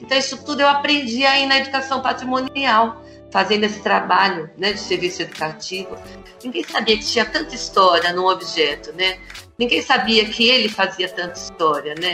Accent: São Paulo, Brazil; Nasci em São Paulo, na periferia de Abaquara, morei lá até os 20 e poucos anos.

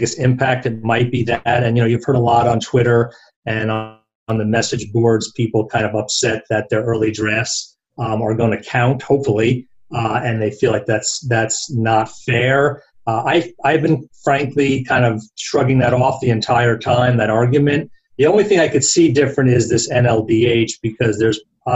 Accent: New Jersey, United States; moved away; also born or lived in Brooklyn, New York; I grew up back in New Jersey, born in Brooklyn

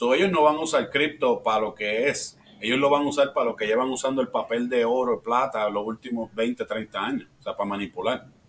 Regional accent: Puerto Rico; also born or lived in Florida; now in Midwest, United States; yo soy de Puerto Rico, so nací en Puerto Rico, eh, me mudé

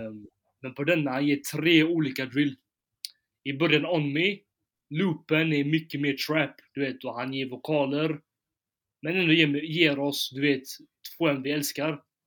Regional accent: Gothenburg, Västra Götaland, Sweden; i Backa, i Backa där jag kommer från

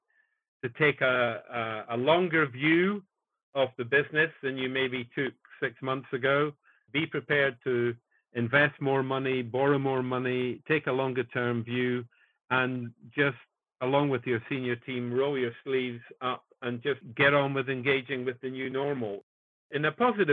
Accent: Kirkcaldy, Scotland, United Kingdom; also born or lived in Edinburgh; I was born in Edinburgh and brought up in Fife, in Kirkcaldy in Fife

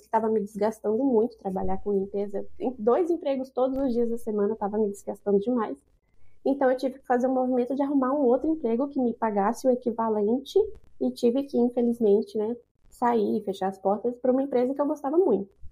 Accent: Brasília, Federal District, Brazil; moved away as an adult; now in Canada; Eu vim da periferia, eu sou de Brasília, mas eu vim da periferia de Brasília

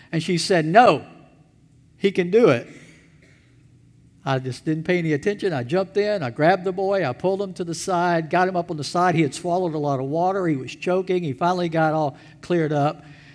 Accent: Elberton, Georgia, United States; When I was a teenager, I worked for the town that I grew up in Elberton, Georgia

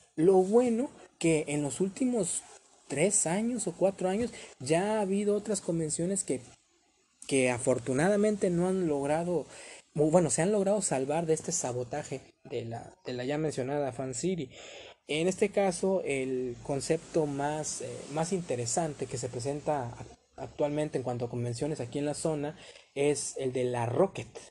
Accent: Ciudad Madero, Tamaulipas, Mexico; aquí en, mi tierra, aquí en Ciudad Madero, Tamaulipas

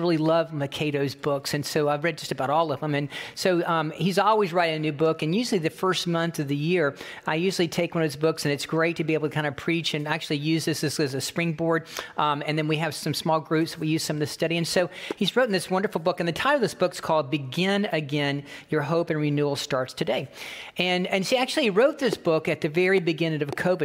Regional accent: The Villages, Florida, United States; I'm from Florida. I'm from the villages

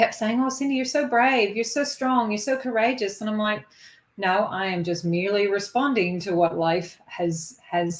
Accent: Kingston, Ontario, Canada; moved away as an adult; also born or lived in Ottawa, Canada; now in Sunshine Coast, Australia; I am Canadian born, and I've lived half my life in Canada and half my life in Australia now

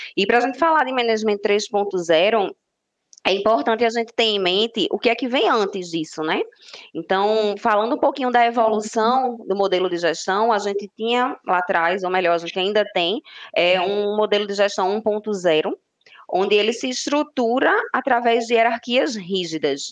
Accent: Recife, Pernambuco, Brazil; Sou de Recife, Pernambuco

